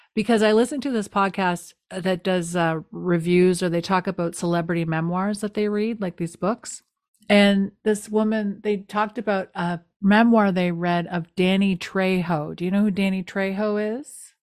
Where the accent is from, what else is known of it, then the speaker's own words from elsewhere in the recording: Canada; I'm a Canadian.